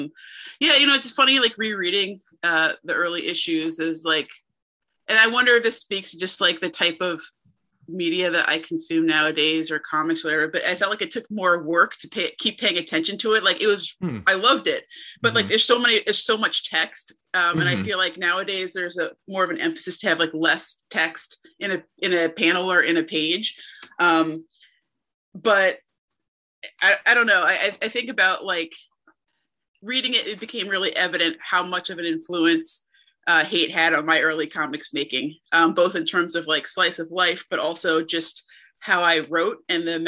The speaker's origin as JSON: {"language": "English", "region": "New Jersey", "country": "United States", "tie": "born or raised there", "said": "I grew up in New Jersey"}